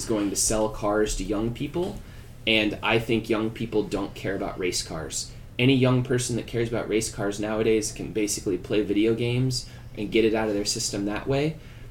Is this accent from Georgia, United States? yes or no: no; Texas, United States; I eat a lot of tacos, so I'm glad we're Texan.